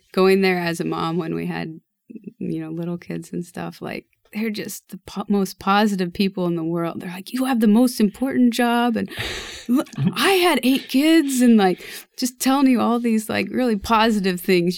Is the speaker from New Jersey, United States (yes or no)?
no; Lincoln Diocese, Nebraska, United States; we grew up in the Lincoln Diocese